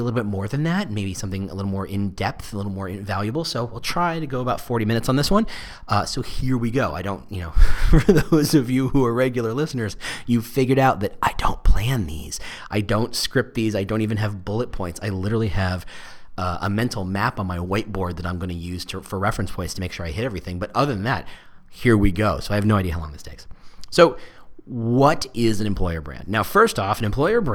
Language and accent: English; New Jersey, United States; I'm from Jersey